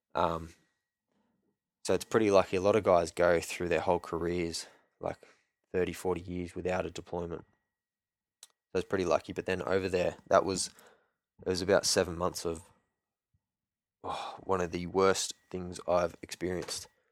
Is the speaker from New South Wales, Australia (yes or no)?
yes; Sydney, New South Wales, Australia; moved away as an adult; I grew up in Sydney, north, northwest ish, Sydney. Um, Castle Hill, Barrow, Hornsby kind of area.